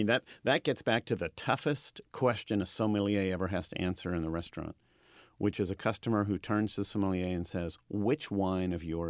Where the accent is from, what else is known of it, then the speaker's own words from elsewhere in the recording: Napa, California, United States; I'm from Napa, so I can understand that.